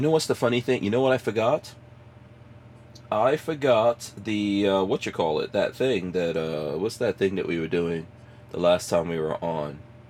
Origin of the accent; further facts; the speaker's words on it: New York, United States; moved away as an adult; also born or lived in Guyana / New Jersey; I left New York. I grew up in New York. And left New York, went to Jersey.